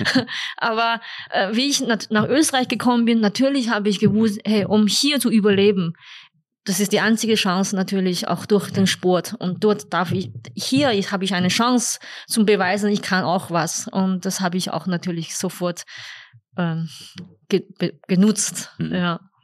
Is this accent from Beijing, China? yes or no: yes; Beijing, China; German is a second language; moved away as an adult; also born or lived in Upper Austria, Austria; now in Austria; Ich bin in Peking geboren und, äh, und vor allem auch im Internat.